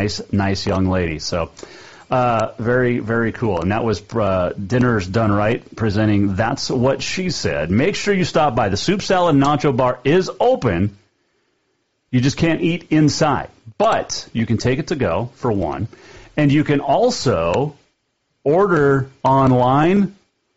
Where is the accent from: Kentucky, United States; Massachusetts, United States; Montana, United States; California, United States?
Montana, United States; Bozeman; I grew up in Bozeman